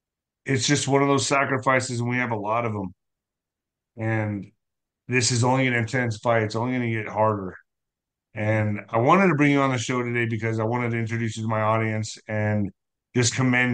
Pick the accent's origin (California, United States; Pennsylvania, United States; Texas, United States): Texas, United States; El Paso